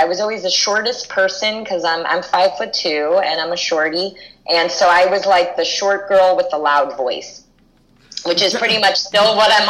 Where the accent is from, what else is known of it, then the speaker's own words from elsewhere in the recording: Los Angeles, California, United States; I'm from Hollywood in Los Angeles, California.